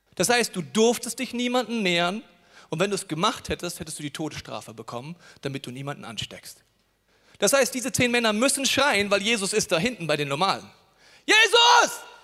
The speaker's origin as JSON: {"language": "German", "country": "Germany", "said": "als Deutsche"}